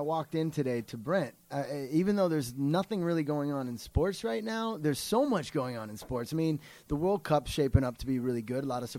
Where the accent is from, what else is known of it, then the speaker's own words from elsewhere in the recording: Iowa, United States; I grew up in Iowa where we didn't have a pro team.